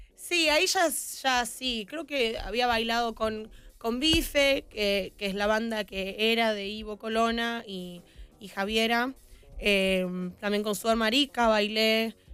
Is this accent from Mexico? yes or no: no; Buenos Aires, Argentina; como soy porteña, la doble L se dice ah